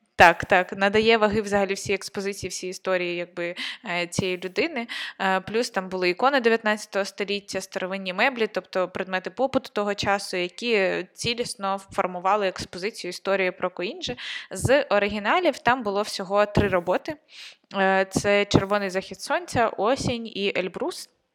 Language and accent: Ukrainian; Konotop, Sumy Oblast, Ukraine; я от з Сумської області, я з Конотопа